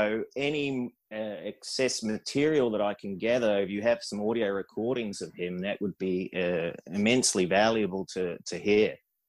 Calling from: Netherlands; I'm calling from the Netherlands at the moment. I'm sitting here with my post-production team.

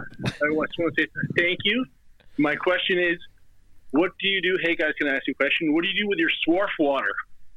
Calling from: New York, United States; I'm calling from New York.

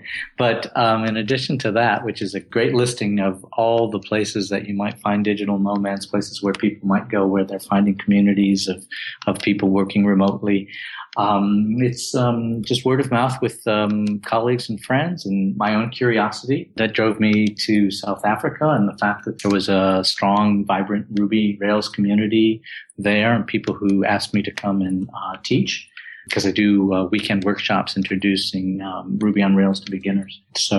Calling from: Kuala Lumpur, Federal Territory of Kuala Lumpur, Malaysia; I'm checking in from Kuala Lumpur, Malaysia, and it's about midnight right now here in KL.

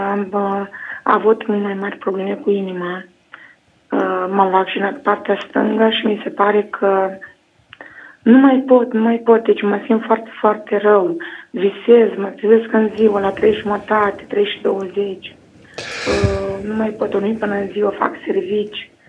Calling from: Pașcani, Iași County, Romania; Uh, sunt din Pașcani.

